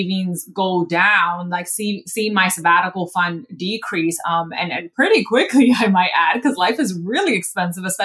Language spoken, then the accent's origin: English; New York City, New York, United States; I'm also from the Bronx